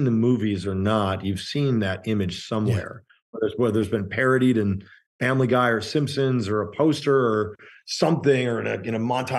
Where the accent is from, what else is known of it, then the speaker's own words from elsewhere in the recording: Chicago, Illinois, United States; I grew up in Chicago